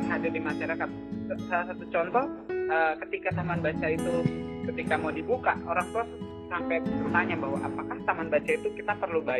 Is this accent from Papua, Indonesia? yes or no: yes; Papua, Indonesia; saya, saya sebagai anak Papua sangat tidak setuju dengan apapun itu siapapun dia yang melakukan itu